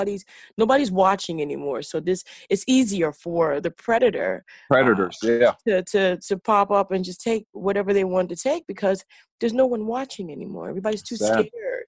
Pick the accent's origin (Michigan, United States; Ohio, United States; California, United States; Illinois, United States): Illinois, United States; Chicago; I'm from Chicago, all right?